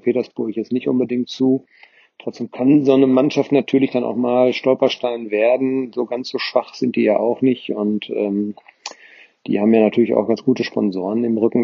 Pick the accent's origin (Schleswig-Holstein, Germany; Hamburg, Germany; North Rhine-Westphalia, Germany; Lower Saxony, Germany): North Rhine-Westphalia, Germany; Ascheberg; now in Nordkirchen, Germany; jetzt von meiner Heimatgemeinde trennen